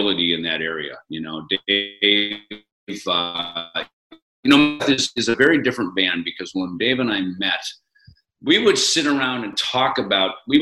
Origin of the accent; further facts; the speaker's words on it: Minnesota, United States; moved away; where I grew up in Minnesota.